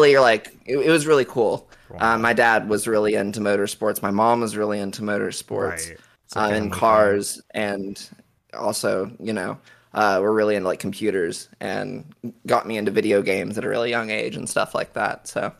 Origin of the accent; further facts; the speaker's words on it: Oklahoma, United States; It was, yeah, because I grew up in Oklahoma.